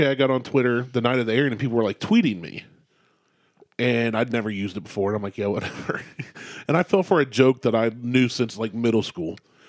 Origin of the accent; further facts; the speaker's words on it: Ohio, United States; being born in Ohio